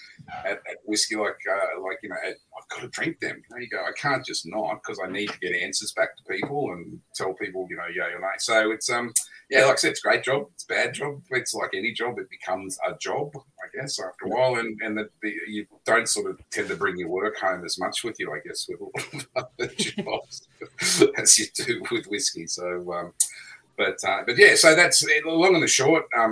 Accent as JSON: {"language": "English", "region": "Queensland", "country": "Australia", "tie": "born or raised there", "said": "I'm a Queenslander."}